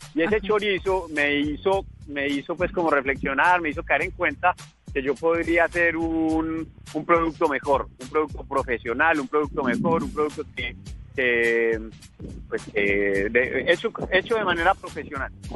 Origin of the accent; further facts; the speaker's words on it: Colombia; now in France; Soy un emprendedor colombiano